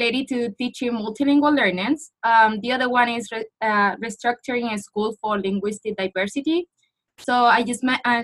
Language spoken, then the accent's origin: English; Spain; English is a second language; moved away as an adult; my previous master back at home in Spain